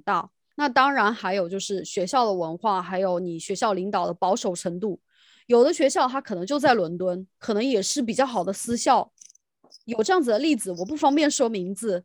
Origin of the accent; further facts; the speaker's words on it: China; now in United Kingdom; 就我们在大陆叫语文嘛